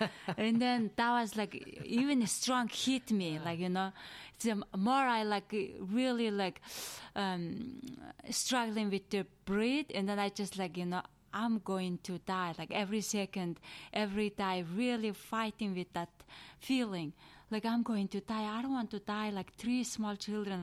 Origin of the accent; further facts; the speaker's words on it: Mongolia; English is a second language; moved away as an adult; now in United States; I'm from Asia, in Eastern.